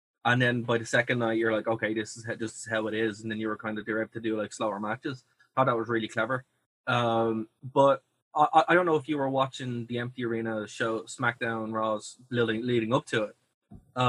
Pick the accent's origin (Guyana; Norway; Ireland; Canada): Ireland; me as a Irish person